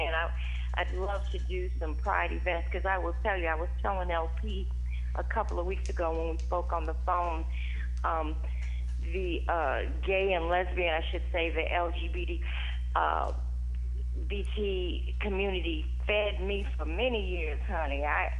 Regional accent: Chicago, Illinois, United States; now in Atlanta, United States; Just so you know, I'm from Chicago, but I live in Atlanta now, so I picked up that southern drawl there.

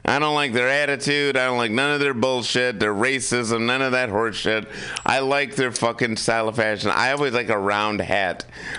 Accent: United States; I'm an American. I was born in a union family.

